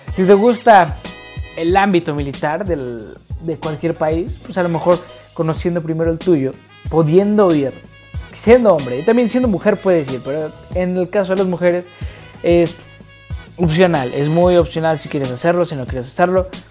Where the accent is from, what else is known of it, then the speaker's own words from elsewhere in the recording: Mexico; soy de México